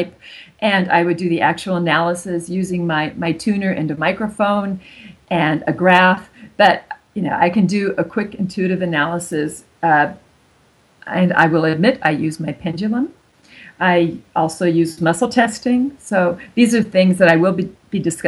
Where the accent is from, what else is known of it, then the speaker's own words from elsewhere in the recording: California, United States; first language German; moved away as an adult; also born or lived in Germany; now in Zurich, Switzerland; my native language was German for the first 5 years. And then I moved to California and I learned English.